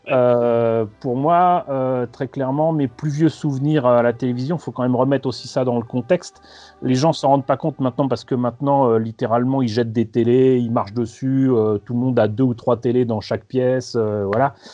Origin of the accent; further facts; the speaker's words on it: Paris, Île-de-France, France; euh, De Paris. Euh, je suis né en 1970